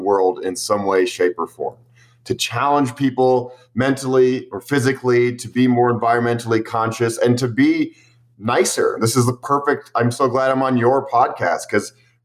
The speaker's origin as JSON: {"language": "English", "country": "United States", "tie": "born or raised there", "said": "growing up in the United States"}